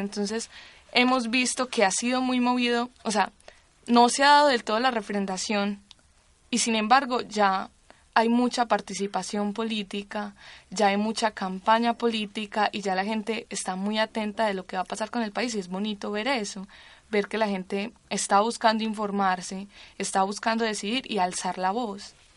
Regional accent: Colombia; nosotros como colombianos

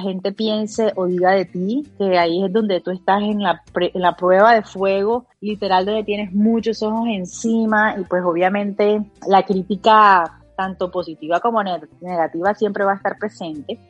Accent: Montería, Córdoba, Colombia; yo soy de Montería

